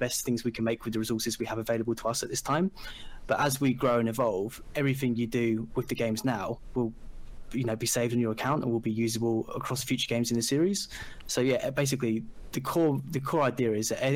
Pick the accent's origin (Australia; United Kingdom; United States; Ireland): United Kingdom; England; I'm from England and I'm a games designer